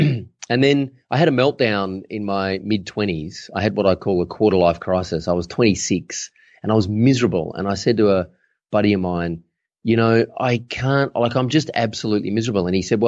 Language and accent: English; Adelaide, South Australia, Australia; I hail originally from Adelaide in South Australia, which is the driest city in the driest continent on the planet.